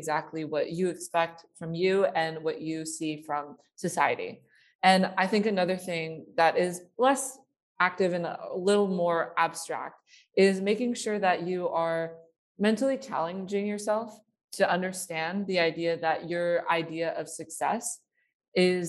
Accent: Bay Area, California, United States; I grew up in a very academically competitive area. I am from the Bay Area

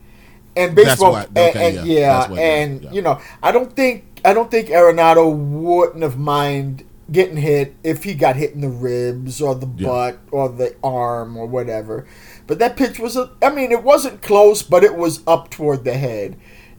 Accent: New York, United States; now in St. Louis, United States; I wasn't born in New York, but I grew up there. I was born in St. Louis

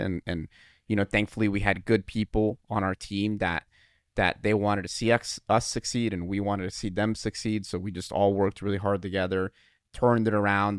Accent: Dayton, Ohio, United States; moved away as an adult; also born or lived in Toledo, Ohio / Iowa; we're from Dayton, Dayton, Ohio

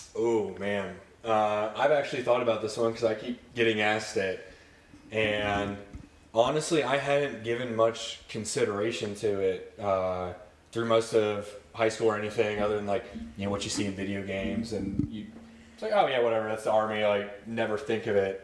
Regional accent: Lewis Center, Ohio, United States; also born or lived in Cleveland, Ohio / Westerville, Ohio; from Ohio, Cleveland born. Uh, lived up there first few years of my life, and then uh, moved down to Westerville, Ohio, um, and then pretty much spent the rest of the time growing up Lewis Center area

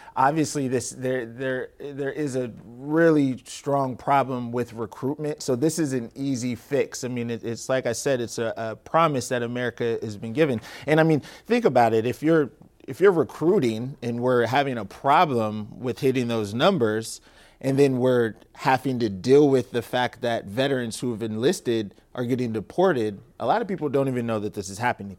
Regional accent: Tacoma, Washington, United States; born and raised in Tacoma, Washington, Stadium High School

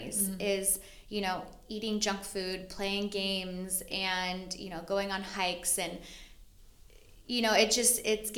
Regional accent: Arkansas, United States; also born or lived in Fort Wayne, Indiana; now in San Diego, United States; I grew up in Arkansas

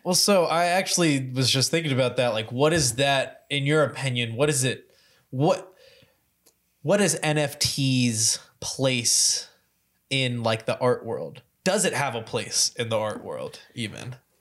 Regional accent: Louisville, Kentucky, United States; growing up in Louisville

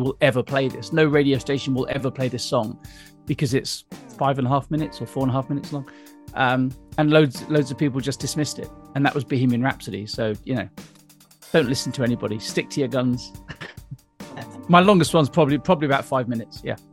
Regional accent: Weymouth, South West England, United Kingdom; moved away; also born or lived in Suffolk; I was born in Weymouth. I was born right down there

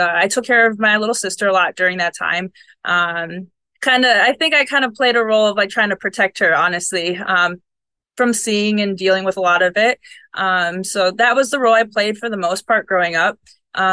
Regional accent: Buffalo, New York, United States; now in Florida, United States; I do miss the seasons. I'm from Buffalo, so...

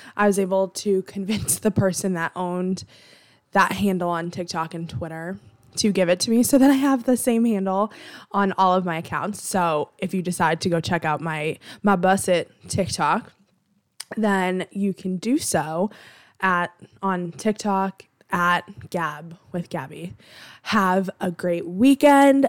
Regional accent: Boston, Massachusetts, United States; I'm from Boston. I'm located in the Boston area

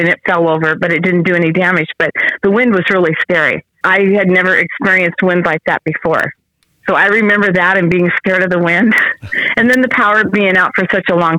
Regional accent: Kelso, Washington, United States; I grew up in South Kelso

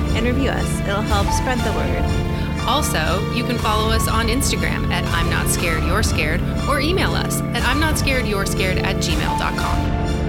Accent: Texas, United States; Tejas, in Tex- my home state.

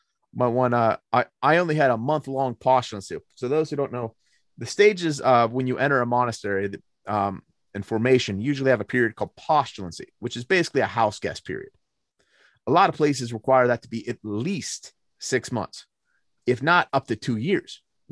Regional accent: Pennsylvania, United States; PA boy, rural PA boy. I grew up in Cambria County. If you don't know where that's at, I don't blame you. I like to describe it being halfway between State College and Pittsburgh, straight up in the Appalachians. I am mountain people.

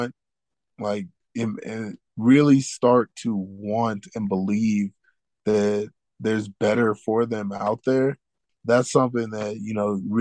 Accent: Houston, Texas, United States; I grew up in Third Ward, Houston, Texas

